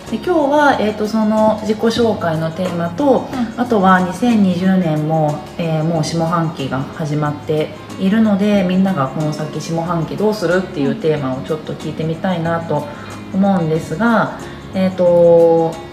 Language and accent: Japanese; Tokyo, Japan; also born or lived in Switzerland; 90年7月生まれですまさに30歳になるところなんですけれどもこれまで、まあ、大体東京育ちで一時期海外のスイスに親の、えー、仕事の都合で引っ越しをしていました